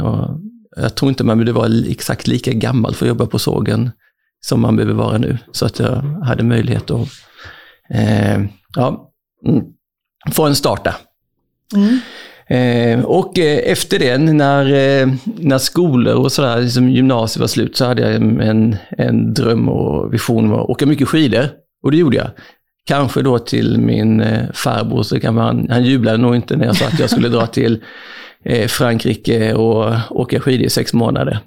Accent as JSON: {"language": "Swedish", "town": "Växjö", "region": "Kronoberg County", "country": "Sweden", "tie": "born or raised there", "also_born_or_lived": "Malmö / Germany / France / Canada", "said": "jag är faktiskt född i Malmö Eh, men uppväxt i Växjö"}